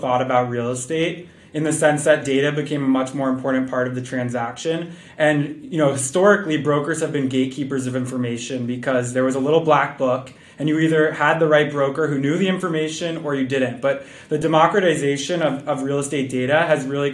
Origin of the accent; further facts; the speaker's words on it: outside New York, United States; I grew up outside New York.